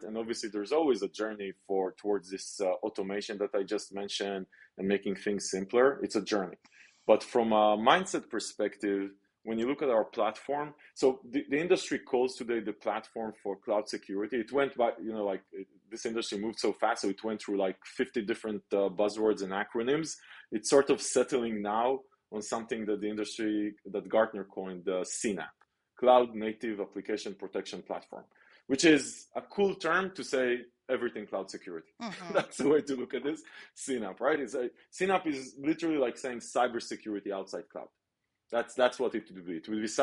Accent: Israel; I grew up in Israel

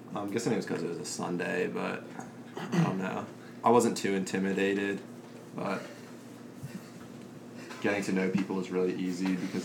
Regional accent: Pennsylvania, United States; I'm from Pennsylvania, raised in the streets.

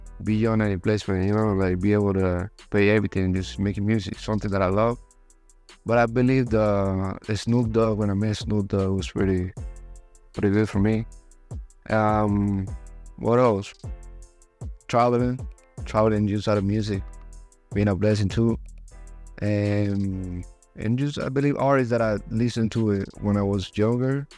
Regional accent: Medellín, Antioquia, Colombia; English is a second language; moved away as an adult; now in Los Angeles, United States; I'm from Medellin, just a city from Colombia. I came to LA like 5 years ago.

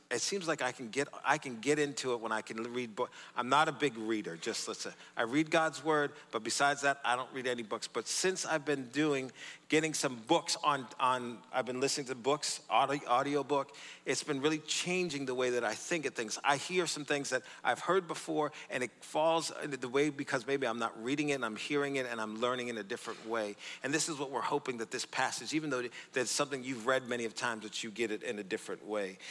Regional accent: Boston, Massachusetts, United States; also born or lived in Sterling, Massachusetts; I grew up in the city of Boston, Massachusetts, born and raised

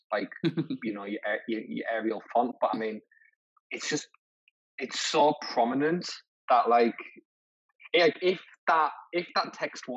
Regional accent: Middlesbrough, North East England, United Kingdom; I'm from Middlesbrough and I'm a Middlesbrough fan

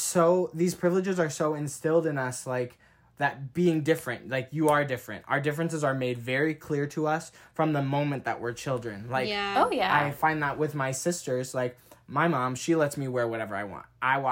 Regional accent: North Dakota, United States; I'm from North Dakota, so I don't have that, like, very black background, you know.

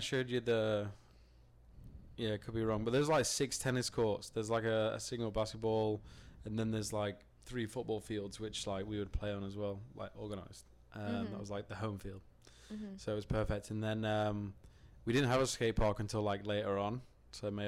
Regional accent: Stockport, North West England, United Kingdom; now in United States; I am from Hazelgrove, which is in Stockport in South Manchester

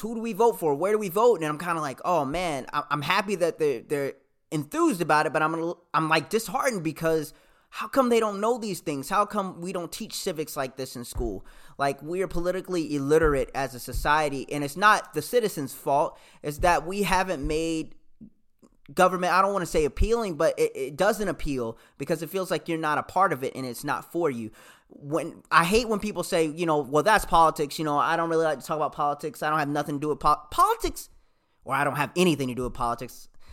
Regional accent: the South, United States; also born or lived in Michigan; I'm from the South.

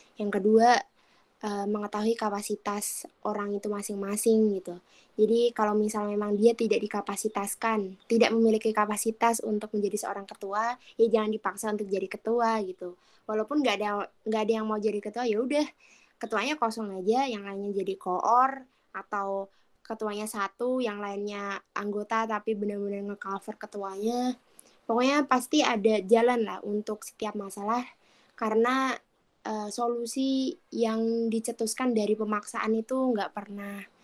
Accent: Kedungjati, Central Java, Indonesia; also born or lived in Yogyakarta; Kabupaten Grobogan, Kecamatan Kedung Jati, Desa Kedung Jati. Dusun Beranggah

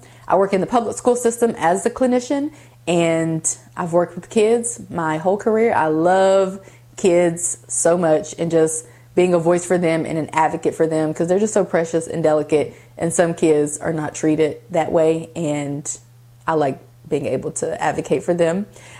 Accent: Columbus, Ohio, United States; born there; also born or lived in West Virginia; I was born in Columbus, Ohio, and I also lived in West Virginia, and now I live in Georgia. So I consider all three of them to be like home.

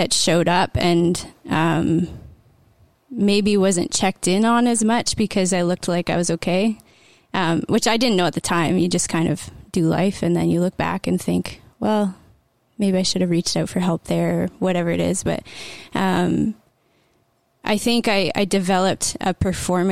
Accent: Bancroft, Ontario, Canada; I grew up in Bancroft and came to know the Lord pretty young

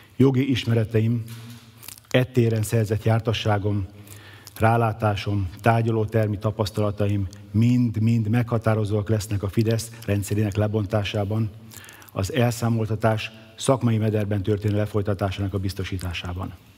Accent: Szeged, Csongrád-Csanád, Hungary; szegedi születésű, szegedi lakos

